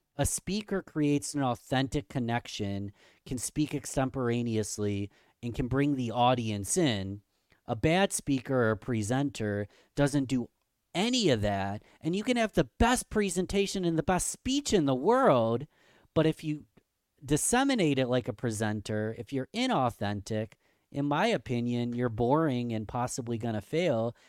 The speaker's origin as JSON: {"language": "English", "town": "Rochester", "region": "New York", "country": "United States", "tie": "born or raised there", "said": "Rochester, New York, my hometown, Rochester, New York"}